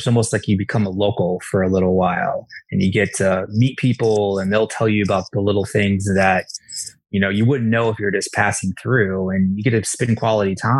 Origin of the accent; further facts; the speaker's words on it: Iowa, United States; moved away as an adult; also born or lived in Colorado; I grew up in Iowa